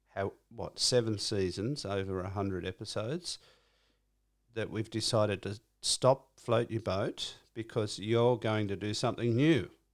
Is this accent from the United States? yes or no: no; Cronulla, New South Wales, Australia; I'm from Cronulla.